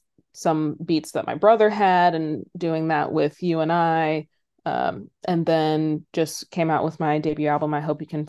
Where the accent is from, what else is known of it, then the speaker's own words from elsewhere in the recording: Philadelphia, Pennsylvania, United States; also born or lived in San Francisco / Minneapolis / Boston / Brooklyn; now in Los Angeles, United States; I grew up a little all over the place. I was born in San Francisco, spent my elementary school days in Minneapolis, middle school and high school in Philadelphia, went to college in Boston, lived in Brooklyn for 8 years, and now I'm in LA.